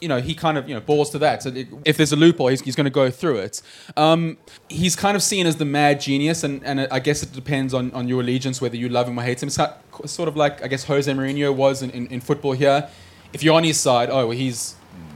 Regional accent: Johannesburg, Gauteng, South Africa; I'm from Johannesburg

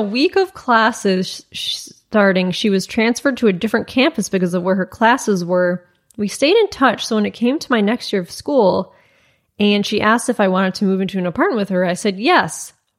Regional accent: Rochester, New York, United States; but I literally have no idea why, because I'm from Rochester, New York.

